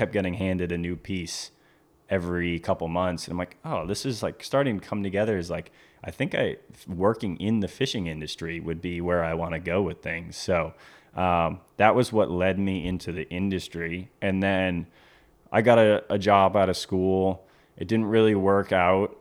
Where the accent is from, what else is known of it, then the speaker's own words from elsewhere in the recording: Cape Cod, Massachusetts, United States; moved away as an adult; also born or lived in Maine; now in Stuart, Florida, United States; I grew up on Cape Cod, Massachusetts